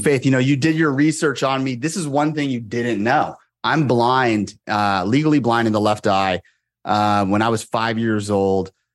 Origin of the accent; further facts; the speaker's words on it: Moraga, California, United States; also born or lived in Monterey, California; I grew up there from when I was five and until I graduated high school